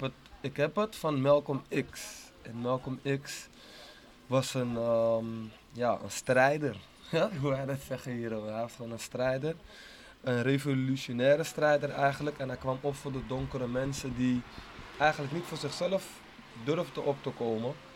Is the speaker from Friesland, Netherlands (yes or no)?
no; Amsterdam, North Holland, Netherlands; ik ben geboren en getogen in Amsterdam Oost